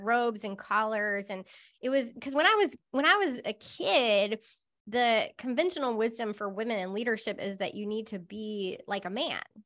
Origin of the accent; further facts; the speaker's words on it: Charlotte, North Carolina, United States; moved away; I grew up in Charlotte